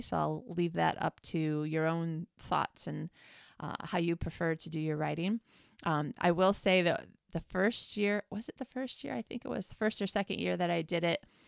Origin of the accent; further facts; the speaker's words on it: Traverse City, Michigan, United States; now in Sweden; I'm from Traverse City